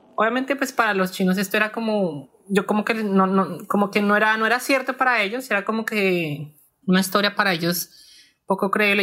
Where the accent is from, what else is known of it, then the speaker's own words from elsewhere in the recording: Bogotá, Colombia; moved away as an adult; now in New Zealand; Yo crecí y pues yo viví toda mi infancia en Kennedy